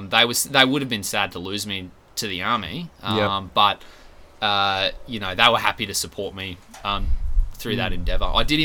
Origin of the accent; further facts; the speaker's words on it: Gracemere, Queensland, Australia; also born or lived in Rockhampton; I was born in Rocky, and then they moved to Gracemere when I was about 2.